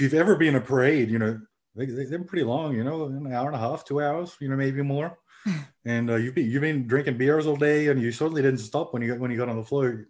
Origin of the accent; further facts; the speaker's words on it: Australia; also born or lived in Louisiana; now in Finland; I grew up in Australia.